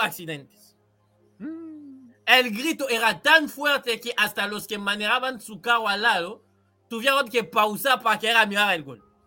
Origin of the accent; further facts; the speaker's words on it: Kinshasa, DR Congo; moved away; yo soy de Kinshasa, que en Uruguay sería como estar en Montevideo